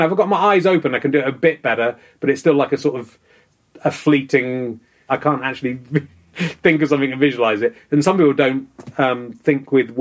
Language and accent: English; Cheddar, South West England, United Kingdom; also born or lived in Pocklington, Yorkshire / Loughborough, Leicestershire; moved to Leicestershire, and then we moved to Somerset